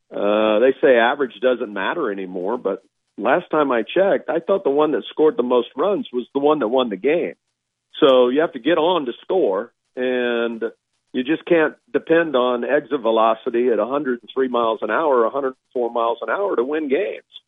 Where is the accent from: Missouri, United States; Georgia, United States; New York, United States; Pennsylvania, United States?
Georgia, United States; moved away; I grew up in in Georgia for a while